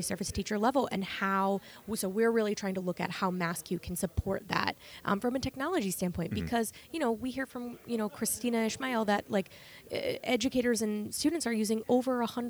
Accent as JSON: {"language": "English", "region": "Maine", "country": "United States", "moved": "yes", "lives_now": "Massachusetts, United States", "said": "I'm not from Massachusetts originally. I'm from Maine"}